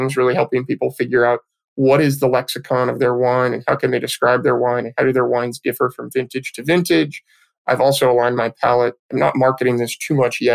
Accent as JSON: {"language": "English", "town": "Petaluma", "region": "California", "country": "United States", "tie": "born or raised there", "said": "I was born and raised in Petaluma, California"}